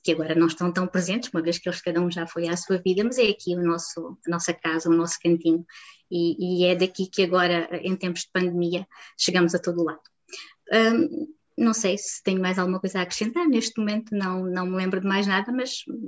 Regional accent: Marmelar, Alentejo, Portugal; now in Moura, Portugal; sou alentejana, como não, não dá, não dá para não perceber, para não perceber. Um, sou de, do Conselho da Vidigueira, de uma pequena aldeia chamada Marmelara, onde tenho as minhas raízes

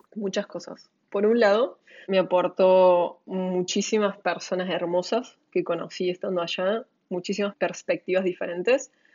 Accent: Argentina; mi experiencia como argentina

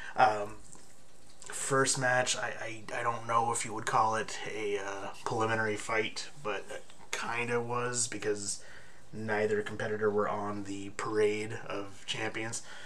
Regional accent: Bay Area, California, United States; in the area, my hometown

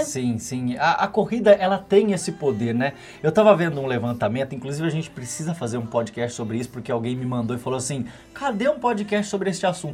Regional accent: Brazil; also born or lived in Minas Gerais; eu sou baiano, né? Você sabe que eu sou baiano com mineiro

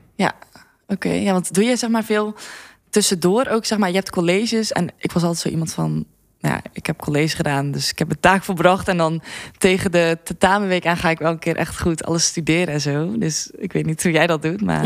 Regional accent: Zeeland, Netherlands; moved away as an adult; also born or lived in Tilburg; ik kwam uit Zeeland en ik eh, ging studeren in Tilburg.

